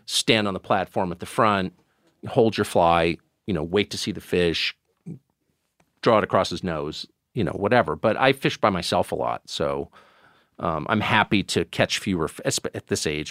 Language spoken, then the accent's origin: English; La Jolla, California, United States; also born or lived in Maine; I grew up in California and, um, Southern California.